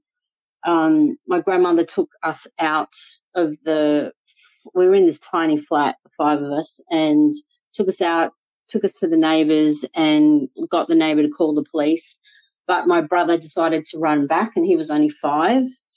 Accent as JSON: {"language": "English", "town": "Melbourne", "region": "Victoria", "country": "Australia", "tie": "born or raised there", "also_born_or_lived": "Sri Lanka", "moved": "as an adult", "lives_now": "Sydney, Australia"}